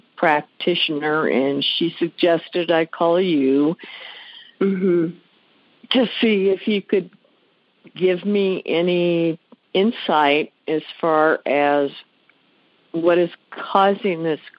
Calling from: Aurora, Colorado, United States; I'm calling from Aurora, Colorado.

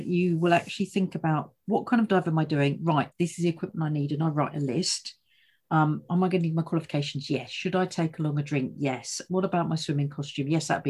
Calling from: East of England, United Kingdom; So today I'm out and about, and I'm in the heartlands of Essex

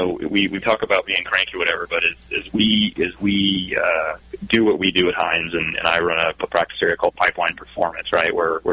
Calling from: Eugene, Oregon, United States; I'm in Eugene, Oregon, home of the Oregon Ducks. And it is a rainy Oregon Duck Day here in Eugene.

